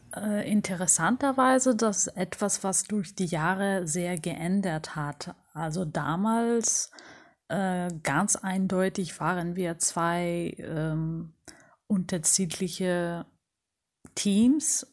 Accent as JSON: {"language": "German", "town": "Rhodes", "region": "South Aegean", "country": "Greece", "tie": "born or raised there", "said": "Ich bin auf Rhodos geboren"}